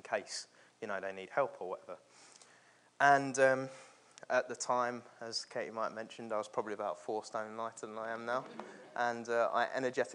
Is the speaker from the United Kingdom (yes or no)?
yes; London, United Kingdom; moved away as an adult; also born or lived in the north of England; born and raised in London